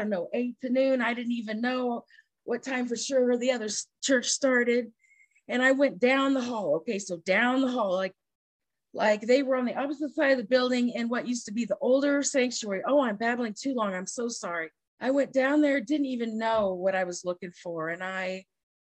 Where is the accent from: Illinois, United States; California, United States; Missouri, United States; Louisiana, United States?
Illinois, United States; rural; I'm stuck in rural Illinois